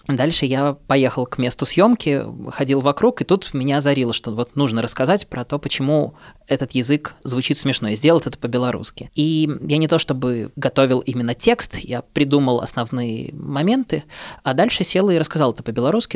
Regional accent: Minsk, Belarus; first language Russian; now in Russia; я сам родом из Минска. Не уверен, что это слышно по моей речи, хотя несколько аспектов, отличающих мою речь от московской речи, есть

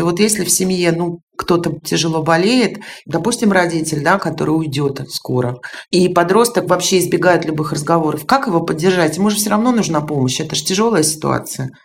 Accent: Tallinn, Harju County, Estonia; moved away; в Эстонии, в Таллине, откуда я родом

